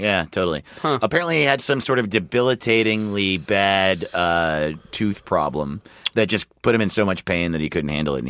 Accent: New York, United States; I'm from New York. I am from New York.

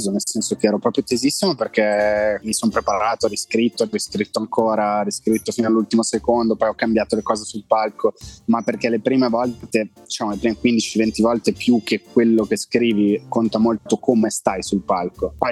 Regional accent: Italy; penso di essere l'unico italiano che ha un abbonamento che finisce i dati

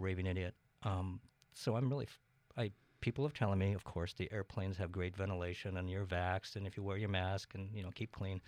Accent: Moses Lake, Washington, United States; now in Bainbridge Island, United States; I grew up in Moses Lake, Washington. That's in eastern Washington.

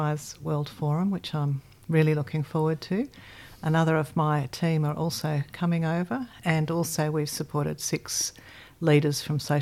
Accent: Melbourne, Victoria, Australia; also born or lived in Yellowknife, Northwest Territories, Canada; I've spent a lot of my life in Melbourne, most of my life

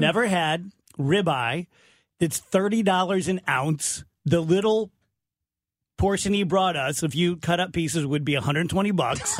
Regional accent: South Roxana, Illinois, United States; growing up in South Roxana

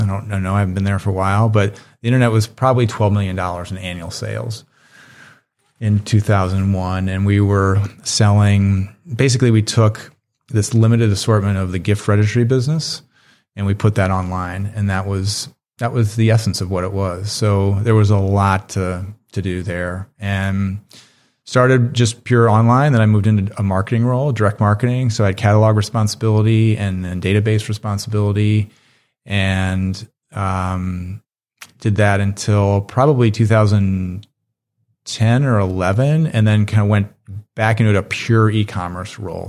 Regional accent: Chicago, Illinois, United States; also born or lived in Richmond, Virginia; I grew up in Chicago

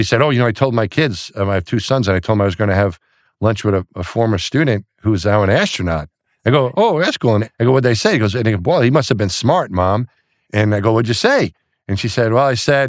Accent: Franklin Square, New York, United States; Franklin Square, New York. So it's just outside of Queens

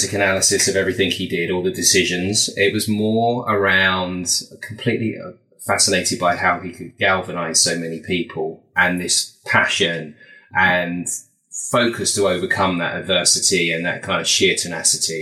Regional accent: Kingston upon Thames, London, United Kingdom; I was born in Kingston-upon-Thames in Surrey, and I've lived in that area all my life

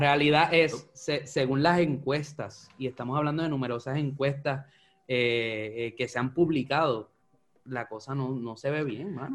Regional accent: Puerto Rico; como boricua

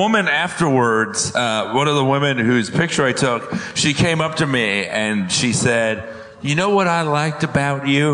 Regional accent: Florida, United States; I'm from the Florida with brown people

